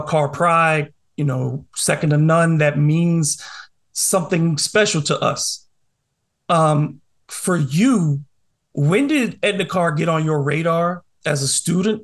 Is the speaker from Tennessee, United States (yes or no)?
no; New Orleans, Louisiana, United States; I grew up in Algiers. I went to Edna Carr. And as a New Orleanian